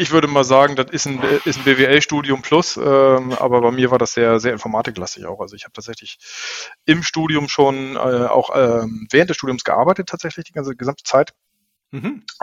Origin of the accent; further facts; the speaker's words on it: Flensburg, Schleswig-Holstein, Germany; Flensburger, ja, gebürtig. Das hört man, glaube ich, auch. Also äh, ich merke das natürlich nicht, aber alle, die mich hm. kennenlernen, merken, ich habe eine leicht breite Aussprache. Tatsächlich äh, in Flensburg geboren, aufgewachsen